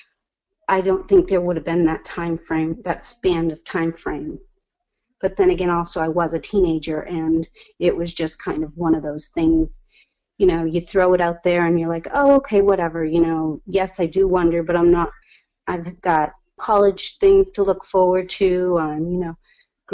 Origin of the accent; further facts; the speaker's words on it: Hamilton, Massachusetts, United States; also born or lived in El Salvador / Beverly, Massachusetts; I was raised in Hamilton Wenham